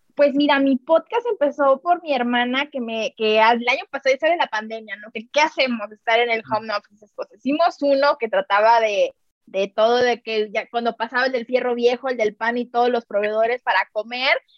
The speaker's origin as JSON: {"language": "Spanish", "town": "Tampico", "region": "Tamaulipas", "country": "Mexico", "moved": "as an adult", "lives_now": "Mexico City, Mexico", "said": "Yo soy de Tampico, Tamaulipas, me vine hace dos años a México."}